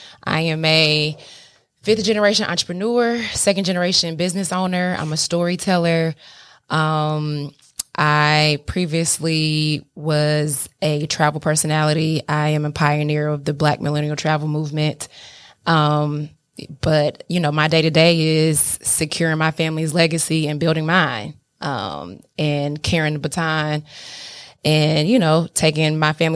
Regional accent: Atlanta, Georgia, United States; moved away; also born or lived in Philadelphia / California / Nevada / Nebraska; I'm from Atlanta, though.

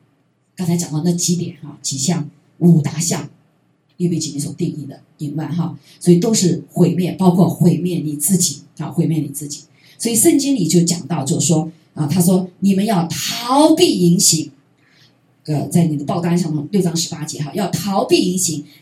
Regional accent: China; 我们中国人更是这样子，因为我们被被破坏了啊，被破坏。

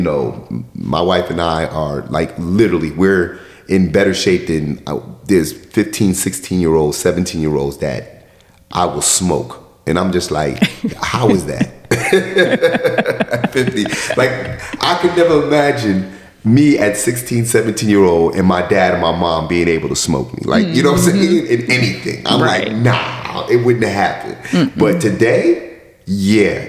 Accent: New York, United States; I'm from New York

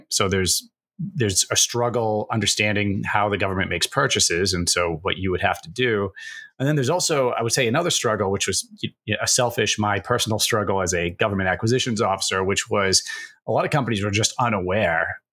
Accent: Massachusetts, United States; moved away as an adult; I'm from New England area and Massachusetts

